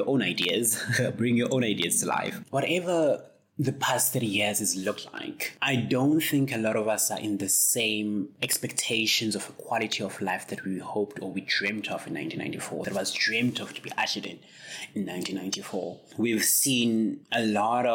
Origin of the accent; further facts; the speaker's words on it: South Africa; as a South African person who's lived basically my whole life in South Africa